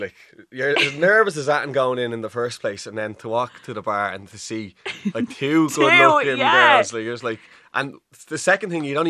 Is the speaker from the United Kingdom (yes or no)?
no; Dublin, Leinster, Ireland; I said I was from Nuckrove